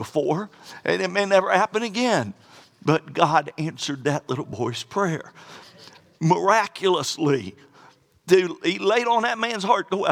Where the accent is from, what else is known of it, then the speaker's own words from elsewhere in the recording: Florida, United States; I'm from Florida